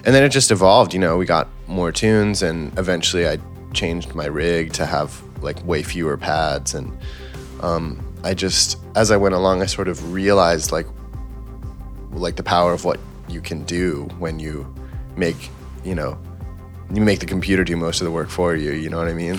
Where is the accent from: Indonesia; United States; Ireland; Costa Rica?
United States; New York; I grew up in New York and, you know, in high school, I could go play in clubs and you know restaurants and stuff in the city